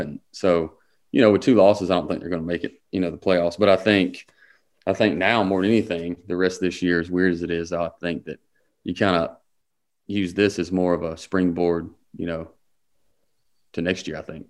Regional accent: Harlem, Georgia, United States; I'm from Harlem, Georgia

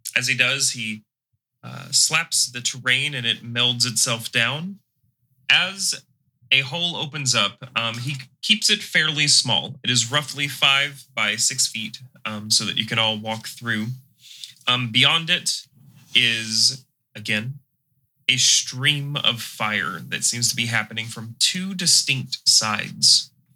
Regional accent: the South, United States; accent: southern; I'm restraining my southern accent

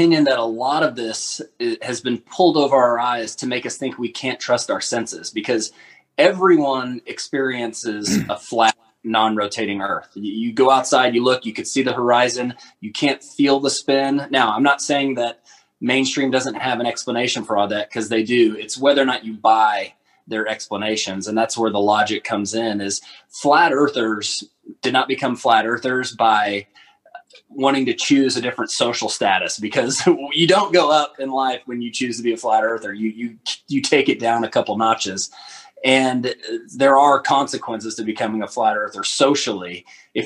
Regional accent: Fort Worth, Texas, United States; now in Alberta, Canada; I'm from Fort Worth, Texas, originally. I now live in Alberta, Canada

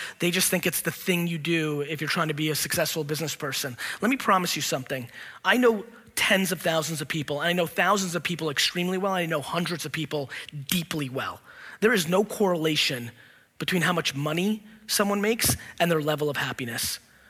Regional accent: California, United States; And I know tons of people who I grew up with in the Silicon Valley boom who have hundreds of millions of dollars in their bank account

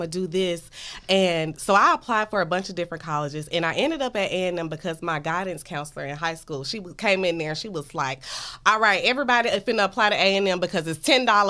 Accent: Mobile, Alabama, United States; Yes, girl, I'm from Mobile, Alabama.

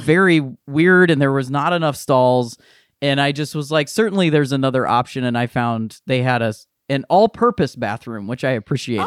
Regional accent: Akron, Ohio, United States; I'm from Akron, and I went to the University of Akron

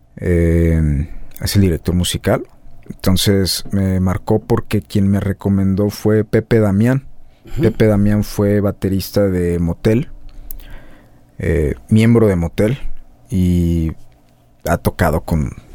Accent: Guadalajara, Jalisco, Mexico; moved away as an adult; now in Mexico City, Mexico; uno es de aquí

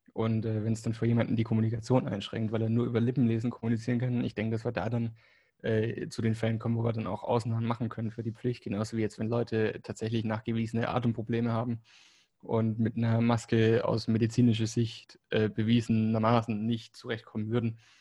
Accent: Germany; first language German; moved away as an adult; also born or lived in Spain; now in Barcelona, Spain; ich bin muttersprachlich Deutsch, in Deutschland aufgewachsen und ähm, ja, habe da dann 25 Jahre gewohnt, bis ich nach Spanien bin

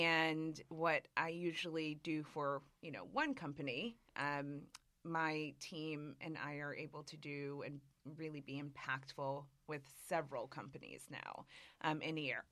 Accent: Springfield, Massachusetts, United States; moved away; also born or lived in New York; I grew up in Massachusetts, in a town called Springfield, Massachusetts.

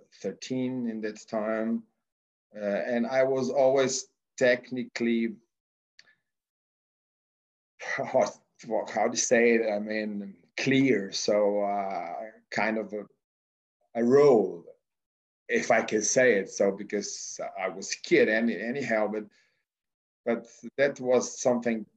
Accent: Slovenia; also born or lived in Australia; I'm coming from Slovenia, which is a small country, as you know, but very sportly oriented

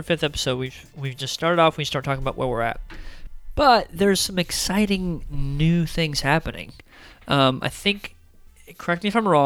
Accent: United States

